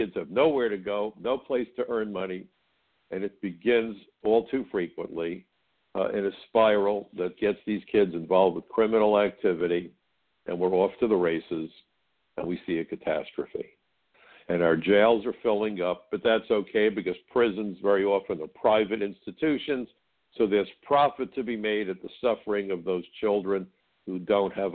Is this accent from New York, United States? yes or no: yes; New York City, New York, United States; When I grew up in Brooklyn, I worked in a kosher deli about 10 blocks from my house